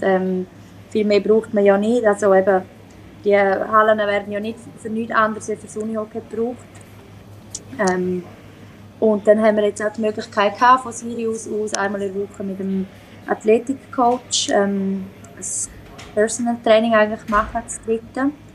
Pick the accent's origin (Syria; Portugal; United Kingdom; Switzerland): Switzerland; now in Sweden; bei uns in der Schweiz